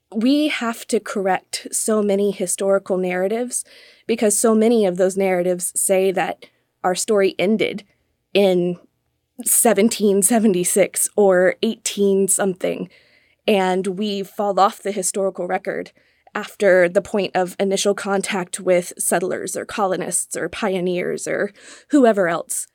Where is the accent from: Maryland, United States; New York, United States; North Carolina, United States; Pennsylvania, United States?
North Carolina, United States; Raleigh; moved away as an adult; now in Virginia, United States; I grew up in Raleigh, North Carolina